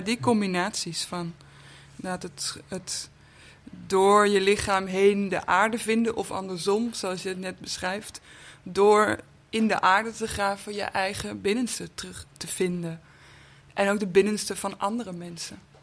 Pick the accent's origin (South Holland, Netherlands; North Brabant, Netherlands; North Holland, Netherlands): North Holland, Netherlands; Amsterdam; Amsterdam-Noord, waar ik ook vandaan kom, waar, eh, waar ik ben opgegroeid